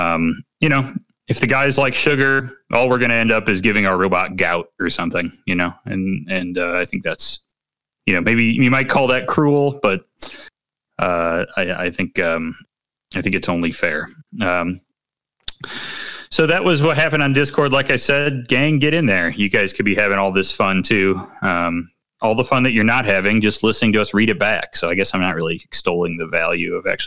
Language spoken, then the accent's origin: English; Midwest, United States; I'm from the Midwest, where we don't have any culture